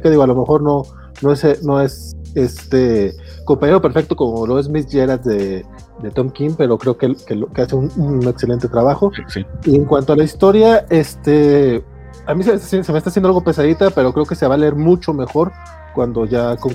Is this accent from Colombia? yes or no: no; Durango, Mexico; Y mira que yo soy de Durango.